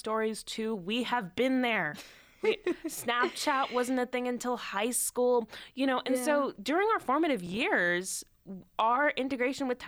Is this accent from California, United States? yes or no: yes; San Francisco, California, United States; moved away as an adult; now in Boston, United States; I grew up in San Francisco, I'm here in Boston now for college.